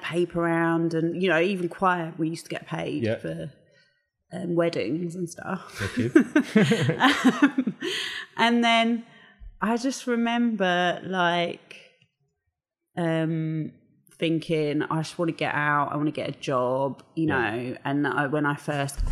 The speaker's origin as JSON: {"language": "English", "region": "London", "country": "United Kingdom", "tie": "born or raised there", "also_born_or_lived": "Mortlake / Sheen / Fulham / Hammersmith", "said": "I am from London. Wicked. I was born in Angel"}